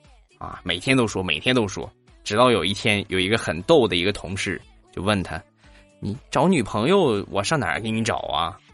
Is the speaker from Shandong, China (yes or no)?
yes; Rizhao, Shandong, China; 我们家乡的特产， 日照绿茶